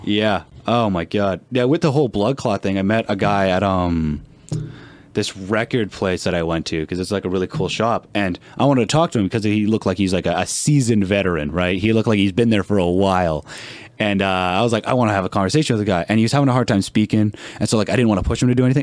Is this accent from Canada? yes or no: yes; Canada; as a Canadian